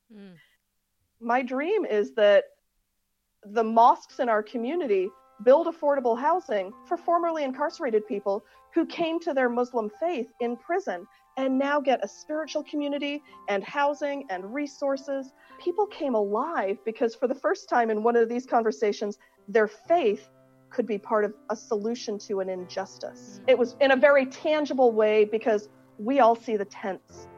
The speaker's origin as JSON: {"language": "English", "town": "Akron", "region": "Ohio", "country": "United States", "tie": "born or raised there", "also_born_or_lived": "England", "said": "I grew up in this community where diversity of faith was valued, diversity of culture was valued, and I lived in Akron, Ohio"}